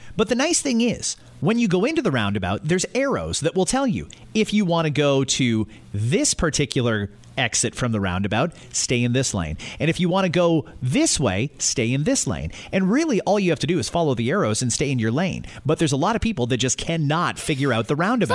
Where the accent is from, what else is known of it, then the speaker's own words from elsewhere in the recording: Scotland, United Kingdom; moved away; I'm from Scotland, and it's all roundabouts there